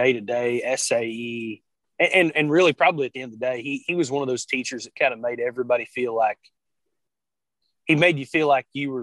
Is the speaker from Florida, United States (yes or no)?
no; Gower, Missouri, United States; I grew up in Gower, Missouri, kind of in between St. Joe and Kansas City